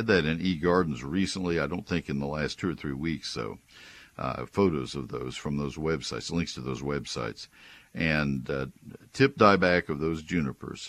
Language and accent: English; College Station, Texas, United States; now in Collin County, United States; I grew up in College Station